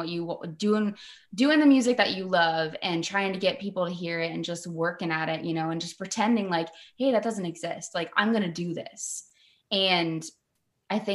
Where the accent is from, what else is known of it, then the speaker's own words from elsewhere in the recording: Florida, United States; moved away as an adult; now in Tennessee, United States; We're both actually from Florida